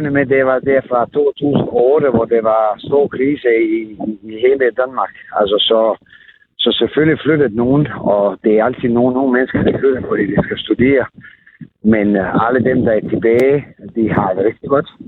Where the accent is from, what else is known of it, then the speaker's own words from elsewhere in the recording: Montenegro; Danish is a second language; moved away as an adult; now in Nordborg, Denmark; jeg kommer oprindeligt fra Montenegro, altså ikke jugoslavien har boet her i Norge siden 1987, øh, er dansk gift